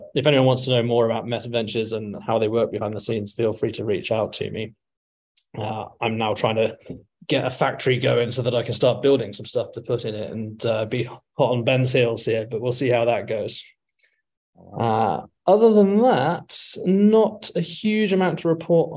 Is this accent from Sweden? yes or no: no; England, United Kingdom; moved away as an adult; also born or lived in America; now in United States; I am from England, but living in America at the moment, although not for much longer.